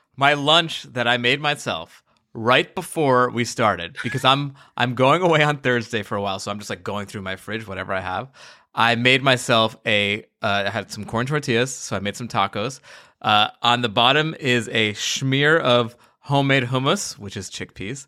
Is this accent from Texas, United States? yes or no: no; New York, United States; As a New Yorker